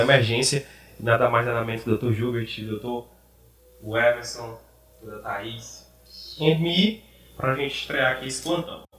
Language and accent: Portuguese; Maranhão, Brazil; moved away as an adult; also born or lived in Piauí; now in Ceará, Brazil; vim do Maranhão, me formei no Piauí, agora estou no Ceará